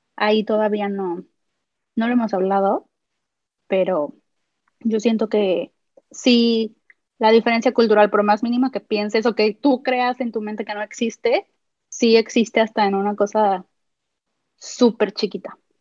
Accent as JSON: {"language": "Spanish", "town": "Guadalajara", "region": "Jalisco", "country": "Mexico", "said": "yo soy de Guadalajara"}